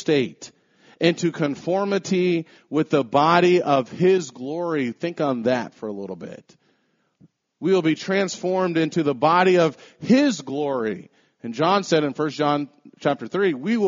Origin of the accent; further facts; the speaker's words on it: United States; We're Americans